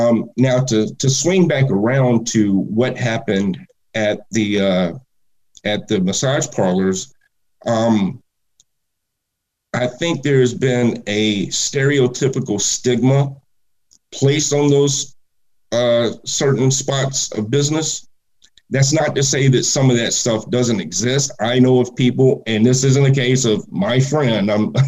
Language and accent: English; Atlanta, Georgia, United States; also born or lived in Palmetto, Georgia; I didn't deal with any sort of racial issues growing up in Atlanta. In school in Atlanta, from kindergarten until eighth grade, I was often one of only maybe a handful of white kids in class